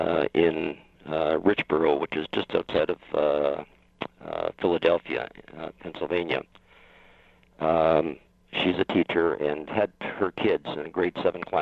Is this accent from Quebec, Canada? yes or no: no; Windsor, Ontario, Canada; I was born and raised in Windsor, just outside of Detroit